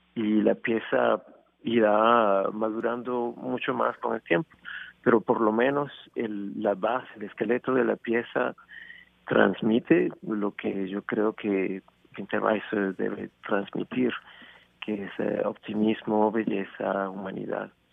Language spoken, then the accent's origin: Spanish; Venezuela; moved away; Venezuela, mi país natal